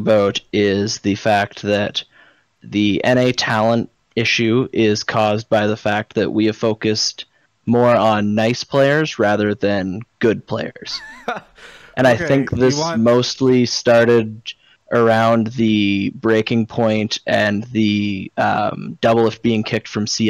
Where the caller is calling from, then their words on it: Kenora, Ontario, Canada; I am calling from Kenora, Ontario, Canada. It's actually 2 hours east of Winnipeg.